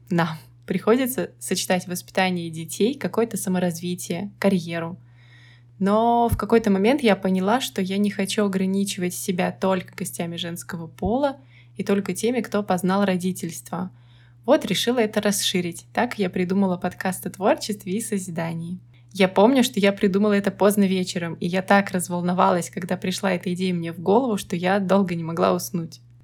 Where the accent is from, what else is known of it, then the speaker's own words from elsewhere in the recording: Saint Petersburg, Russia; я коренная петербурженка